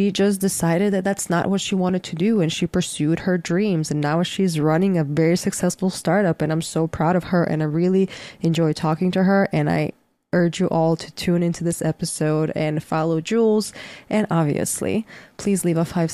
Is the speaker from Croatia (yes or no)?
yes; Croatia; moved away; I'm currently in my home country, Croatia